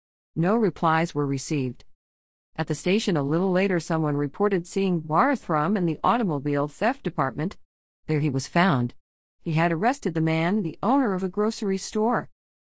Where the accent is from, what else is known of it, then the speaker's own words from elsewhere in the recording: Floresville, Texas, United States; I grew up in Floresville and went to school there.